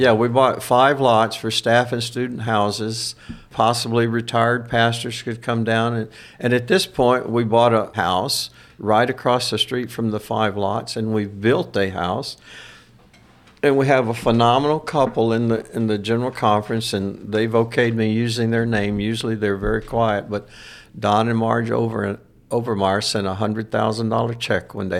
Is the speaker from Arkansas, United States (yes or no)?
no; Louisiana, United States; I'm from Louisiana